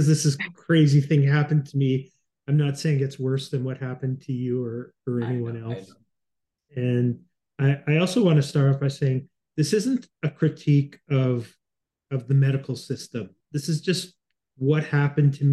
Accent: Winnipeg, Manitoba, Canada; moved away as an adult; now in Toronto, Canada; I come from Winnipeg originally, which has almost no air pollution

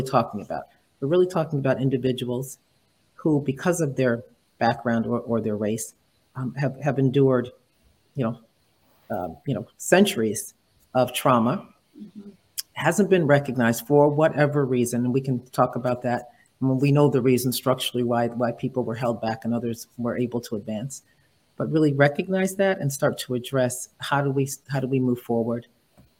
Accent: New England, United States; also born or lived in New York area; now in New York, United States; I'm in the New York area, yes, but, you know, born and raised in New England. So my part of me feels like I'm a New Englander

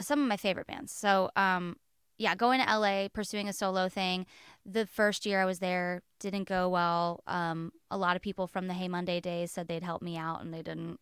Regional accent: West Palm Beach, Florida, United States; I grew up in West Palm Beach, Florida.

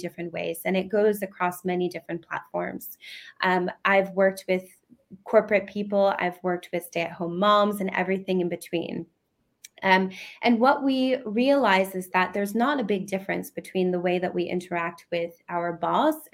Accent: United States; now in United Kingdom; I'm originally from the United States

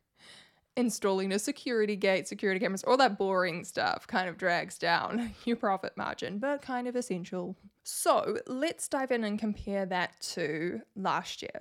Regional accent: New Zealand; I'm from New Zealand and I have to file taxes in New Zealand

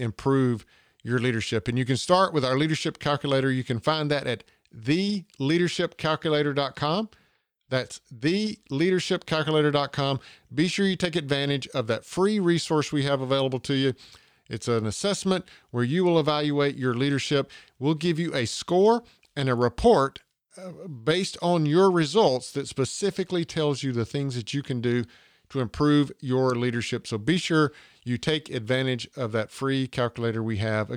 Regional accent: Georgia, United States; accent: southern; I live in Georgia and I don't leave the state of Georgia without getting the comment, "You're not from around here, are you?" Because my southern accent doesn't travel far outside of the state of Georgia

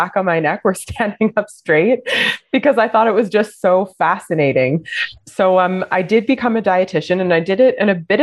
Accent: Alberta, Canada; now in Montreal, Canada; I was born in Alberta.

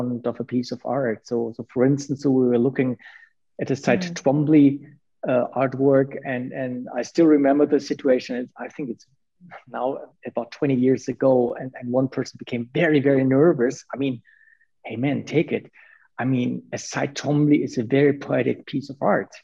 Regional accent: Münster, North Rhine-Westphalia, Germany; I went to the Art Academy in my hometown, Münster

